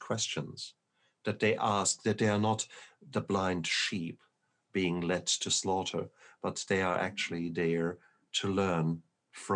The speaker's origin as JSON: {"language": "English", "country": "Germany", "also_born_or_lived": "Berlin, Germany", "moved": "yes", "said": "I come from Germany. And whilst I always considered myself German, very German"}